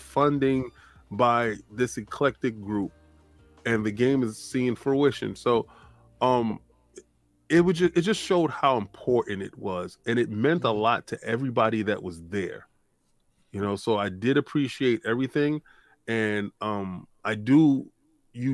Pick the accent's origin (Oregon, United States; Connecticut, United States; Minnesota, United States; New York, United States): New York, United States; New York City; I grew up in the Bronx